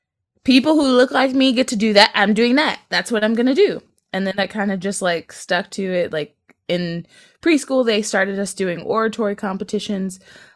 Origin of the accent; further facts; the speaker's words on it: Chicago, Illinois, United States; and I'm from Chicago